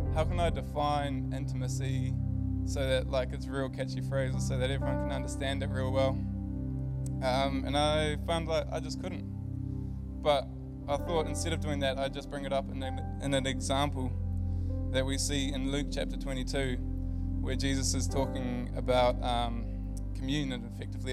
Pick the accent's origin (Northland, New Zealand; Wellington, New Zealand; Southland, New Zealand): Northland, New Zealand; Whangarei; moved away as an adult; I'm from Whangarei. Came down here to study a few years ago